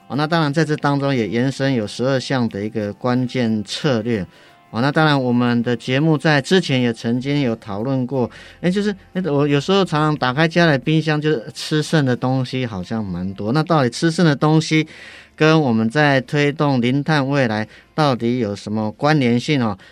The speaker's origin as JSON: {"language": "Chinese", "region": "Yilan County", "country": "Taiwan", "said": "我是宜兰人，虽然不是在地"}